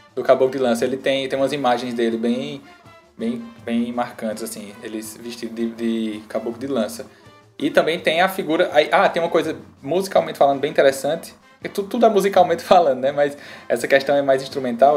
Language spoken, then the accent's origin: Portuguese; Campina Grande, Paraíba, Brazil; now in João Pessoa, Brazil; eu sou paraibano, né, de Campina Grande. Moro em João Pessoa